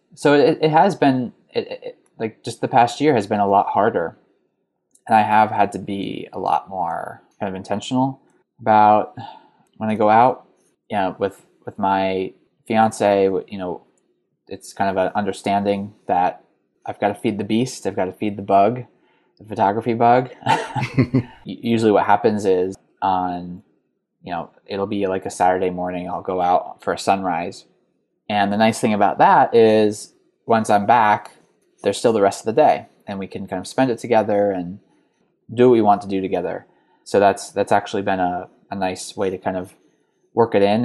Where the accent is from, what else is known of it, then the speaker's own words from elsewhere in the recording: New York, United States; moved away as an adult; also born or lived in Chicago / Cincinnati; I grew up right outside of New York City